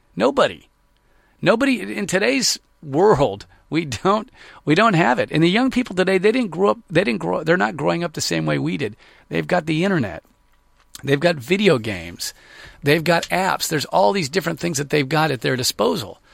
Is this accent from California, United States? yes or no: yes; Sacramento, California, United States; I grew up in Sacramento